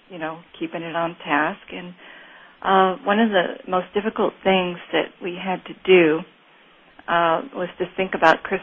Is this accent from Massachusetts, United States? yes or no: no; Kansas, United States; which is a uh, just something that signifies Mark to me. Growing up in Kansas, we